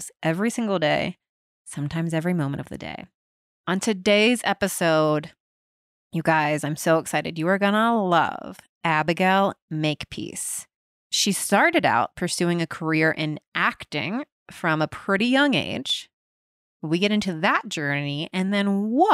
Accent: Cincinnati, Ohio, United States; I grew up in Cincinnati, Ohio

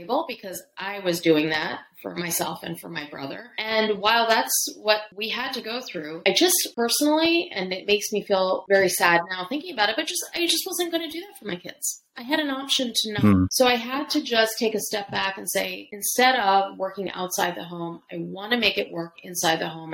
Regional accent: Pennsylvania, United States; I was a typical latchkey kid in the 80s growing up in Pennsylvania

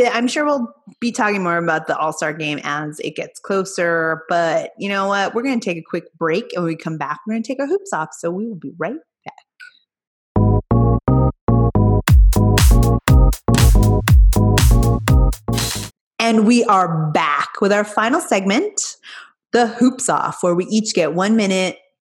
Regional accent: California, United States; I grew up in California

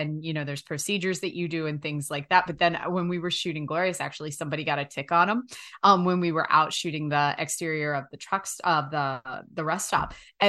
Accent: United States; I remember because I grew up on the Shenandoah River and we have leeches

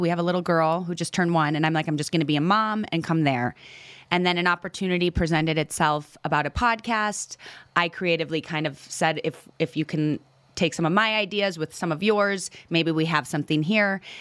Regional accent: Menomonee Falls, Wisconsin, United States; a little town called Menominee Falls outside of Milwaukee, Wisconsin.

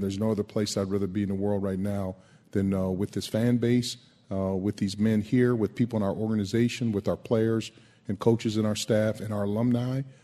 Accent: West Coast, United States; growing up on the West Coast

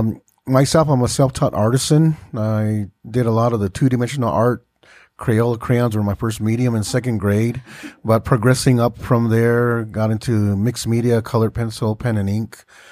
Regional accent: Old Oraibi, Arizona, United States; living in northeastern Arizona on the Hopi Reservation

